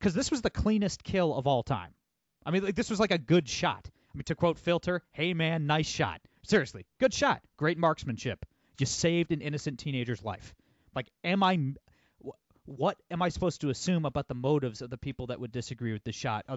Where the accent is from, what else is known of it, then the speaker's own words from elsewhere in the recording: Toledo, Ohio, United States; I'm from Toledo, Ohio